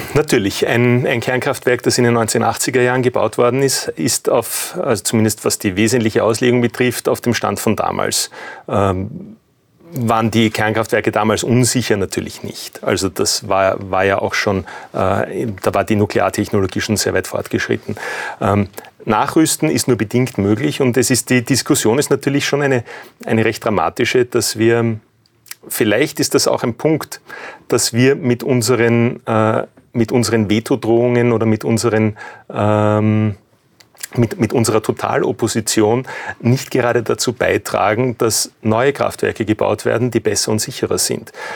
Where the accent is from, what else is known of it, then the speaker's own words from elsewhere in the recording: Austria; wir als, als Österreicher